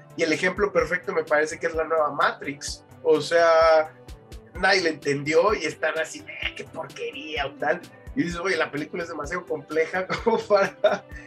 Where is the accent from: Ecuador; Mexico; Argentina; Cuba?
Mexico; nosotros como mexicanos